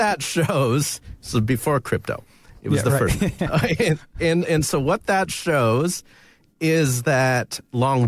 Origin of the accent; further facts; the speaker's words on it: Flint, Michigan, United States; growing up in Flint, Michigan